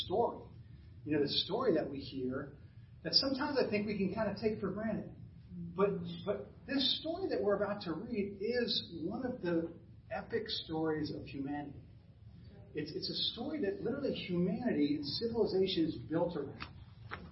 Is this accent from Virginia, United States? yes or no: no; New Jersey, United States; now in Burlington, United States; I grew up in North Jersey.